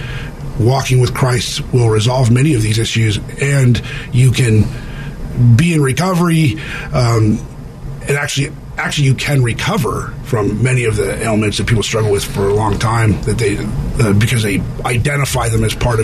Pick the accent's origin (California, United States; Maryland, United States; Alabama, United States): California, United States; I was from California, came back to California